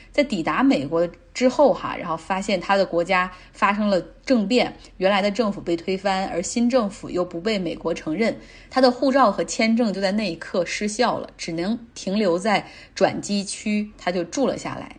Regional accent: Luoyang, Henan, China; now in Changsha, China; 我是来自河南洛阳的一位宝妈，但是现在定居于湖南长沙

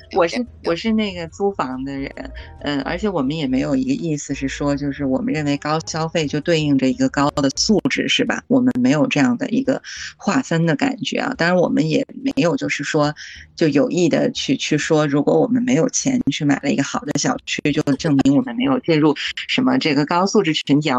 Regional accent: China; 我们中国人讲老古老

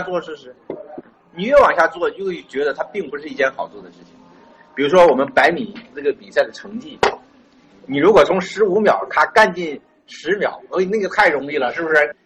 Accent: China; 就是我们中国人太多了

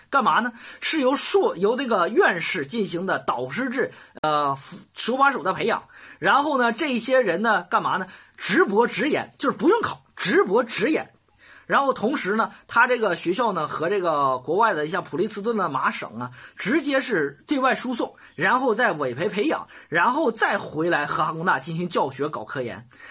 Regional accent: Northeast China, China; 我是东北人， 我东北人

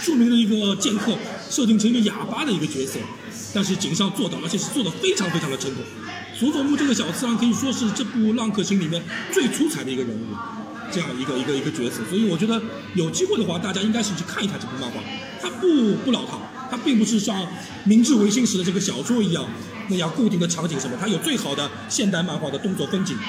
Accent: Japan; 其实《三国演义》这本书在日本是没有人知道的，我们日本人知道都是叫《三国志演义》。

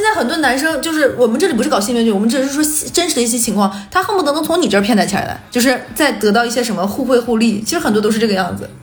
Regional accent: Northeast China, China; 我们几个人都是东北人

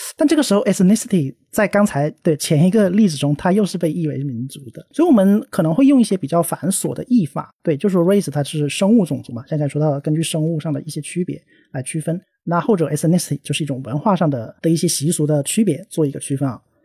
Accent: China; 我们自己的同胞或者是我们中国人

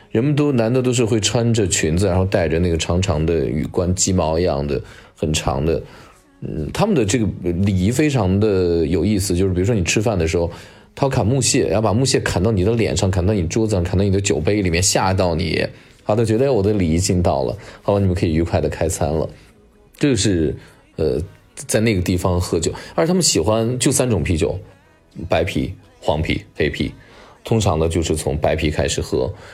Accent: Xianyang, Shaanxi, China; 我老家在陕西的咸阳

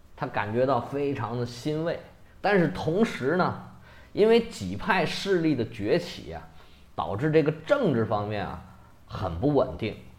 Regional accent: China; 虽然咱们中国人都很不喜欢他

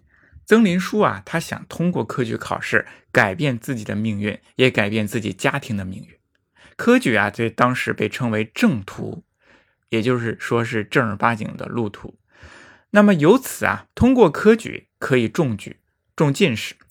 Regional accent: China; 还是来说一说我们中国人的父亲，

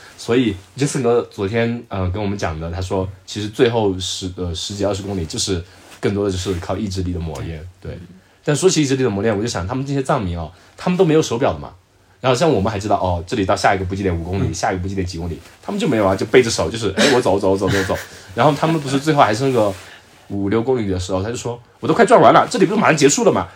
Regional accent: Zhejiang, China; 我说：“我浙江的。”

